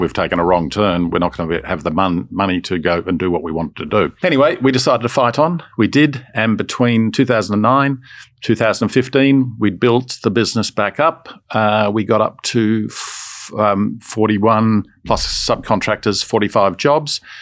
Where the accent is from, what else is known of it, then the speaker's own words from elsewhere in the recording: Melbourne, Victoria, Australia; also born or lived in Sydney; I was born in Sydney and Uh, we moved to Melbourne when I was d, literally just becoming a teenager.